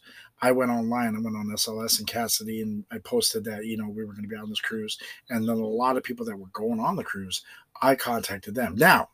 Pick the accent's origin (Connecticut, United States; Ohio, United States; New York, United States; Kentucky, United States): Ohio, United States; I'm from Ohio.